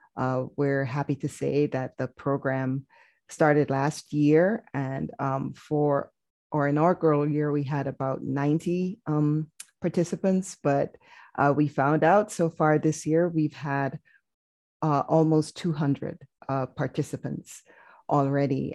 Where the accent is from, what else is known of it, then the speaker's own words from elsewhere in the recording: Jamaica; moved away as an adult; now in United States; as a foreign medical graduate, I'm originally from Jamaica